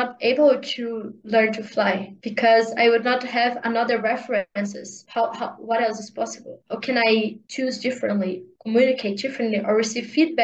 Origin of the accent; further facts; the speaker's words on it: Brazil; English is a second language; to leave of my parents' house and to live in a different state, in a different country, not country, in a different part of the Brazil